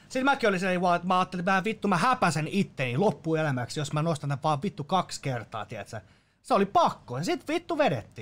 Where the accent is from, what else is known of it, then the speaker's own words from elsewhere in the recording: Finland; Mä oon täysin suomalainen